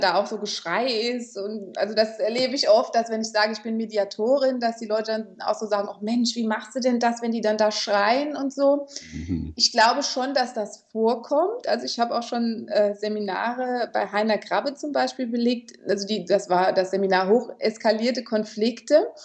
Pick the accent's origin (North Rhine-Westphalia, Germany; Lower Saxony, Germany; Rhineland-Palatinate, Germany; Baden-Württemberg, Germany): Rhineland-Palatinate, Germany; Kaiserslautern; ich komme aus Kaiserslautern